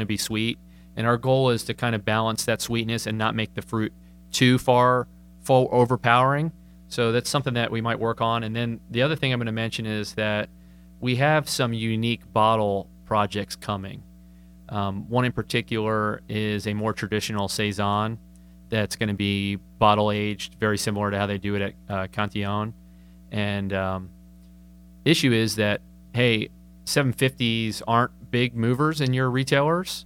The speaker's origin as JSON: {"language": "English", "town": "Charlotte", "region": "North Carolina", "country": "United States", "tie": "born or raised there", "also_born_or_lived": "New Jersey", "said": "I'm from Charlotte, grew up here, went to St. Anne's and Charlotte Catholic High"}